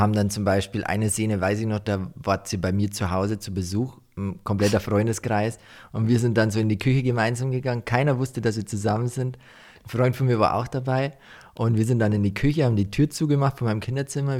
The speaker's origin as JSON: {"language": "German", "town": "Deggendorf", "region": "Bavaria", "country": "Germany", "tie": "born or raised there", "said": "Ich komme ja eigentlich nicht aus dem Dorf, wo wir jetzt leben, sondern ich war immer in Deckendorf. Mhm. Und da habe ich halt so halt meine Jugend verbracht"}